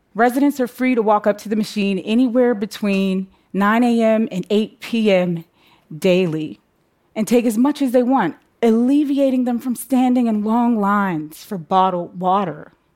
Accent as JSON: {"language": "English", "town": "Braddock", "region": "Pennsylvania", "country": "United States", "tie": "born or raised there", "said": "me growing up in my hometown, Braddock, Pennsylvania"}